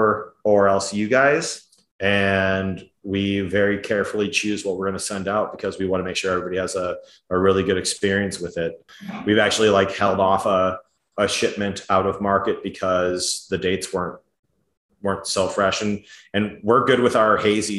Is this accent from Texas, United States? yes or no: no; Edina, Minnesota, United States; I grew up in Edina, which is a suburb over from